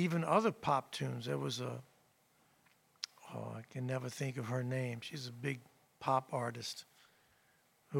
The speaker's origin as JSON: {"language": "English", "town": "New Orleans", "region": "Louisiana", "country": "United States", "said": "I'm from New Orleans"}